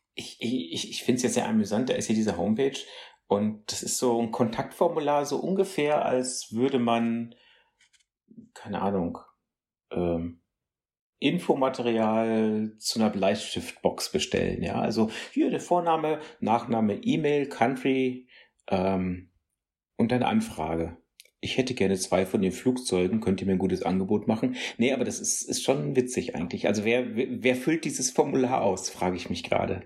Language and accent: German; North Rhine-Westphalia, Germany; junge Leute Radio vom WDR bei uns in NRW